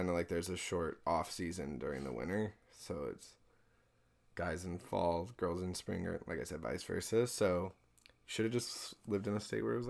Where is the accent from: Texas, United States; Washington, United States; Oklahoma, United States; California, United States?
Oklahoma, United States; So, like I said, Oklahoma did not have diving. I am from Oklahoma.